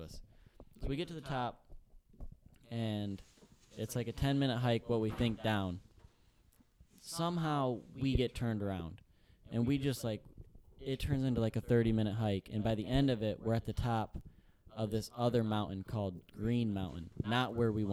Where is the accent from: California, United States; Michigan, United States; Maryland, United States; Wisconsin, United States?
Michigan, United States; I'm from Michigan.